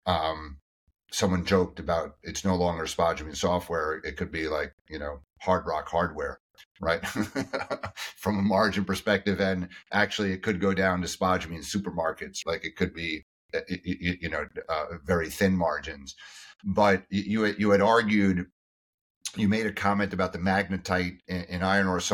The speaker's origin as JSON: {"language": "English", "country": "United States", "said": "I as an American"}